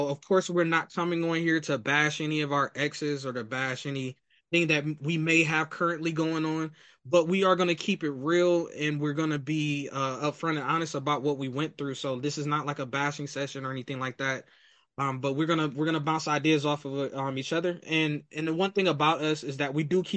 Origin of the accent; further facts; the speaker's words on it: Akron, Ohio, United States; we are both from Akron, Ohio